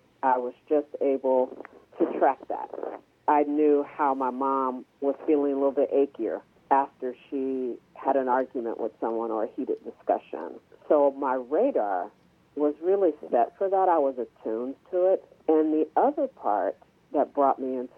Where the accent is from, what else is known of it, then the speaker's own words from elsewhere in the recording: Cleveland, Ohio, United States; I was born and raised in Cleveland